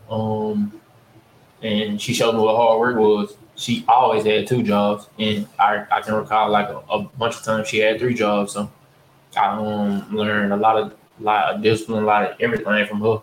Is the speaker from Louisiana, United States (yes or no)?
yes; Ruston, Louisiana, United States; also born or lived in Winfield, Louisiana; I'm from Winfield. I moved from Winfield to Ruston when I was in the second grade